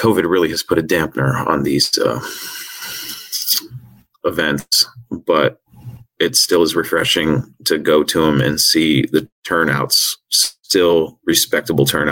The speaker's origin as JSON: {"language": "English", "area": "north of Seattle", "region": "Washington", "country": "United States", "said": "I'm from Washington, north of Seattle, and we don't get heat like"}